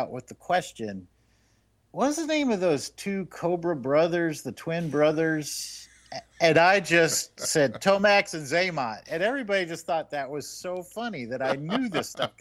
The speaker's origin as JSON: {"language": "English", "region": "Washington", "country": "United States", "tie": "born or raised there", "said": "Washington State, my hometown"}